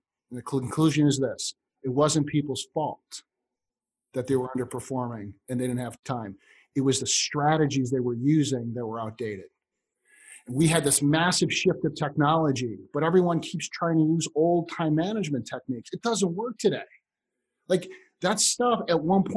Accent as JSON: {"language": "English", "town": "Chicago", "region": "Illinois", "country": "United States", "tie": "born or raised there", "said": "I grew up in Chicago"}